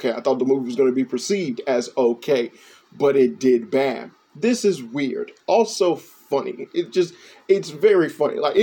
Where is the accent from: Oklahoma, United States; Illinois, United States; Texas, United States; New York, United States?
Illinois, United States; Chicago; moved away; I'm from Chicago